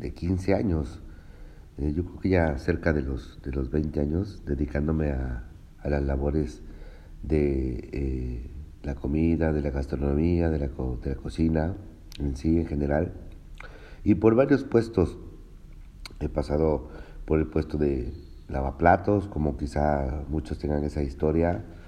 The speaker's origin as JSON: {"language": "Spanish", "town": "Cuitláhuac", "region": "Veracruz", "country": "Mexico", "tie": "born or raised there", "said": "soy originario de Veracruz, este, de un municipio que se llama Cuitláhuac, Veracruz."}